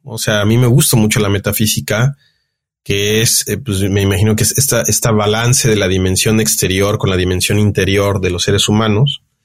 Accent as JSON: {"language": "Spanish", "country": "Mexico", "said": "como mexicano, como latino"}